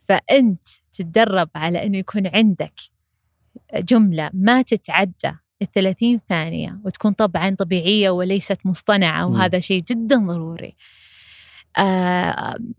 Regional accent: Saudi Arabia; عندنا في المملكة العربية السعودية

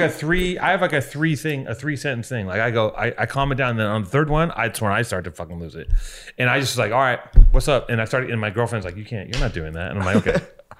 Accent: Los Angeles, California, United States; I grew up in Venice.

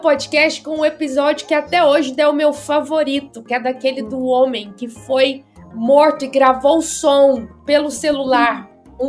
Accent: interior of Goiás, Brazil; also born or lived in Goiânia; eu moro aqui em Goiânia, sou do interior de Goiás.

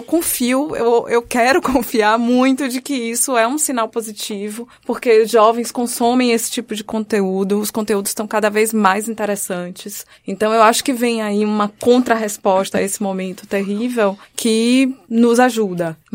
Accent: Bahia, Brazil; Lá no meu país, Bahia

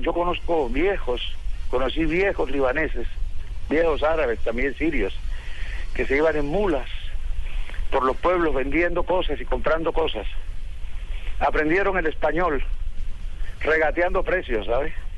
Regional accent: Colombia; hispanoparlante de primera generación como soy, colombiano de primera generación

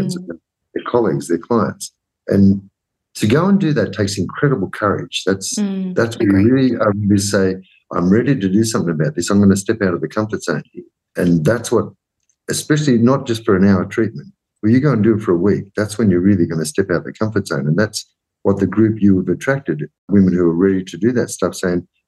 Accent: Australia; growing up as an Australian

